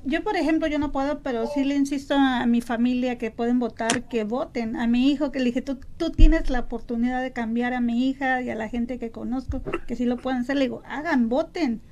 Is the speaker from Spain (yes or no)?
no; Tijuana, Baja California, Mexico; moved away; yo soy de Tijuana, Baja California.